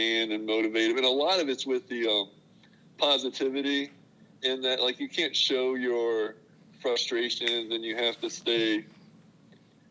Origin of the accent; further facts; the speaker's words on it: Illinois, United States; now in Missouri, United States; I grew up in Illinois